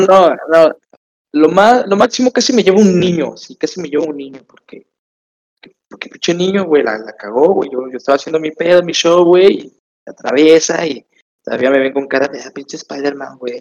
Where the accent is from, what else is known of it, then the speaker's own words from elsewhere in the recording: Tapachula, Chiapas, Mexico; Yo soy de Chiapas, Tapachula, Chiapas